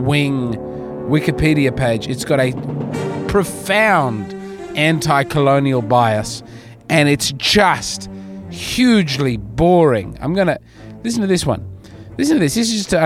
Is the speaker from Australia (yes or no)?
yes; Australia; As an Australian